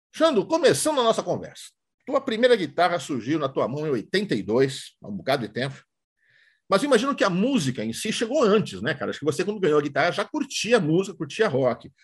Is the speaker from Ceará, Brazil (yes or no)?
no; São Paulo, Brazil; moved away; Não moro mais em São Paulo, mas sou paulistano, sim.